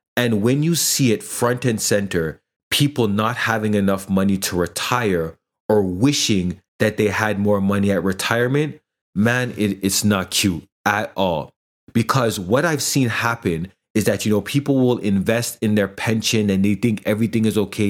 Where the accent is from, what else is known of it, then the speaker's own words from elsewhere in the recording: Toronto, Ontario, Canada; I'm Jamaican background, I grew up kind of in the urban community here in the GTA